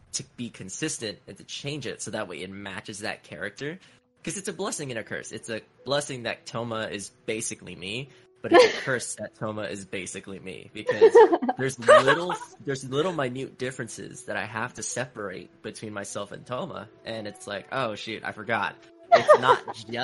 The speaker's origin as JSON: {"language": "English", "country": "United States", "said": "I'm from the States. I barely speak Tagalog"}